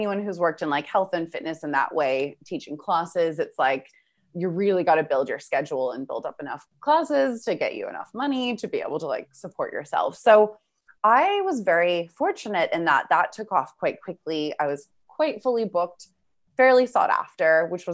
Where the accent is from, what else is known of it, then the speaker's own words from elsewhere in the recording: Vancouver, British Columbia, Canada; moved away as an adult; now in Australia; I'm originally from Vancouver, Canada. I now live in Australia.